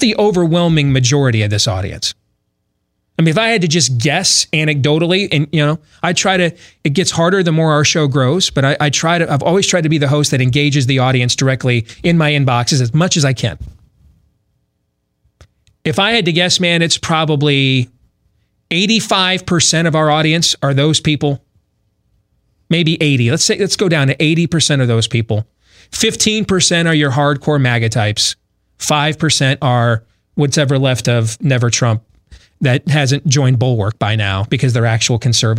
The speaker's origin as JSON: {"language": "English", "region": "Iowa", "country": "United States", "said": "my home state of Iowa"}